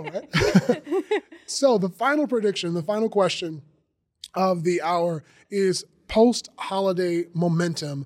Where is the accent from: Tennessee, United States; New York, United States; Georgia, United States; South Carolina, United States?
Georgia, United States; I'm from Georgia